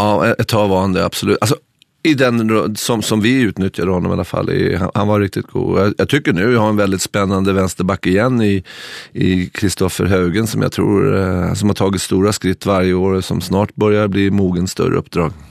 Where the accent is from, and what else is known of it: Stockholm, Stockholm County, Sweden; moved away as an adult; now in Norway